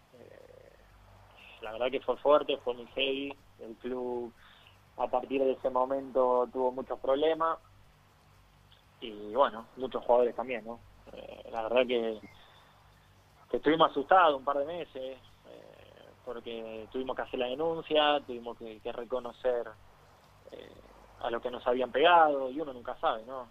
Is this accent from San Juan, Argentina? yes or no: no; Ciudadela, Buenos Aires Province, Argentina; moved away as an adult; Yo trato siempre de volver a mis raíces, eh, de no olvidarme de dónde salí, de Ciudadela, de mi barrio